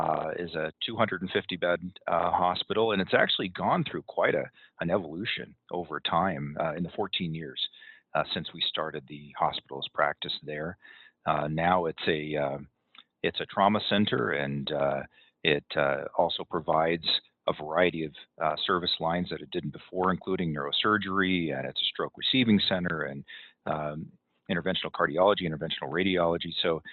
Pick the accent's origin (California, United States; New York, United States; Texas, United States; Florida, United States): California, United States; now in Utah, United States; where I've lived for 20, 25 years now. I'm originally from Southern California.